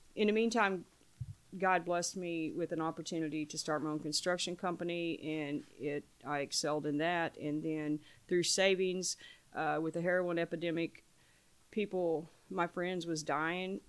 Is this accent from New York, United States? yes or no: no; Paoli, Indiana, United States; now in New Albany, United States; I'm from New Albany, originally from Paoli, Indiana